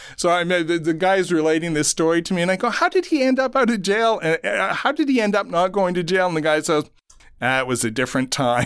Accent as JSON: {"language": "English", "town": "Ottawa", "region": "Ontario", "country": "Canada", "tie": "born or raised there", "said": "I grew up in Ottawa"}